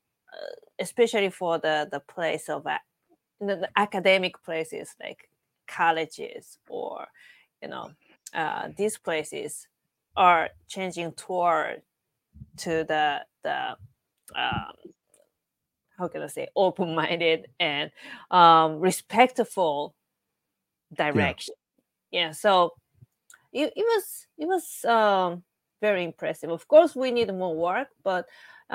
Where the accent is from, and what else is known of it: Japan; now in New York, United States